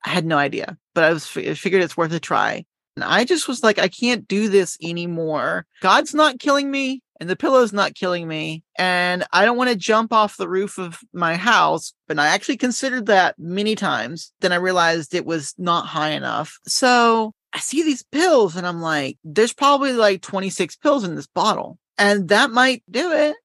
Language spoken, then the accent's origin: English; Winston-Salem, North Carolina, United States; now in Yokohama, Japan; I'm from North Carolina